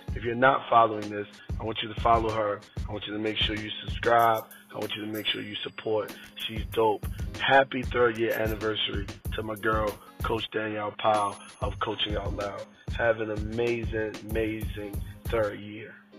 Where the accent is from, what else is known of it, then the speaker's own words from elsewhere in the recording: Philippines; I'm from Philippines